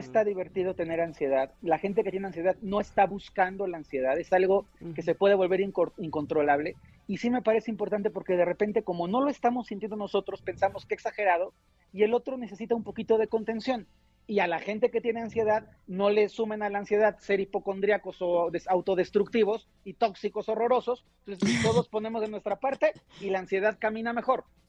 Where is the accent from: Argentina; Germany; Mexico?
Mexico; somos mexicanos